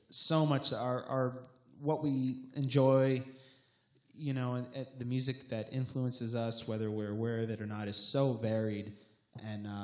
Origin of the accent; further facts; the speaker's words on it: Long Island, New York, United States; we're from Long Island